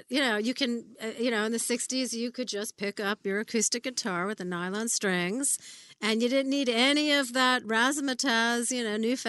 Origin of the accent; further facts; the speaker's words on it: Newark, New Jersey, United States; I grew up in Newark, New Jersey a little bit.